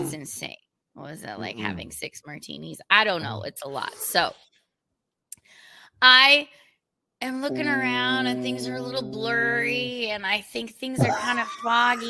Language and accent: English; United States; I'm American